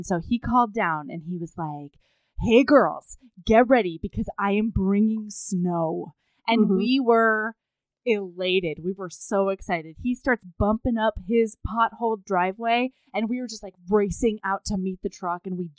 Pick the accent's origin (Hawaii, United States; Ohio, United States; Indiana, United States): Hawaii, United States; I grew up in Hawaii.